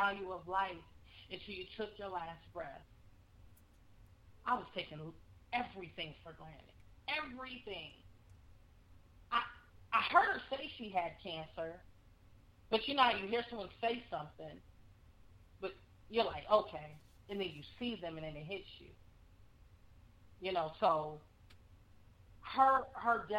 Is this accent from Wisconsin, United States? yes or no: yes; Wisconsin, United States; born or raised there; moved away as an adult; now in Texas, United States